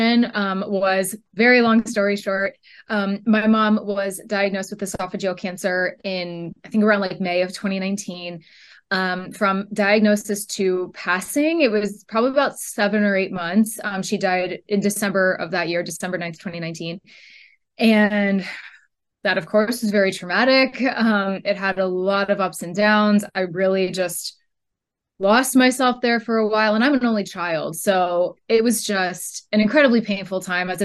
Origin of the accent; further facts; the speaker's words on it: Northern California, United States; I am from Northern California